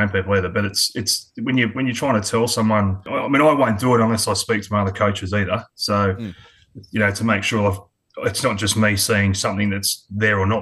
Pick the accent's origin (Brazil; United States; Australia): Australia; Adelaide, South Australia; moved away; also born or lived in Sydney, New South Wales / Queensland; I was born in Sydney. Yeah. I was born in Sydney, but moved over to Adelaide when I was quite young, about three.